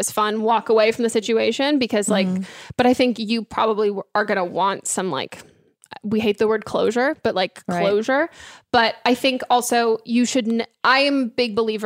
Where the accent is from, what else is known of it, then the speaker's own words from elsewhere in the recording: California, United States; I grew up in California